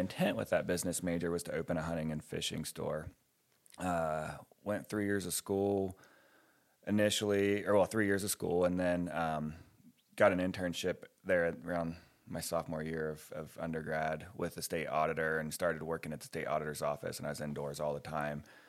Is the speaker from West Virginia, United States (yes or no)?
yes; West Virginia, United States; moved away as an adult; also born or lived in Ohio; now in New Mexico, United States; I grew up in West Virginia and Ohio